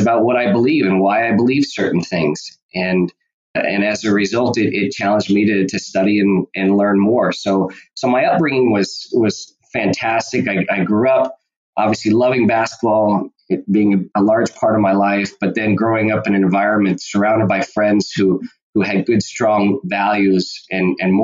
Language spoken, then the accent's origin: English; Warrenville, Illinois, United States; moved away as an adult; I grew up outside of Chicago in a town called Warrenville, which is right next to Wheaton, Illinois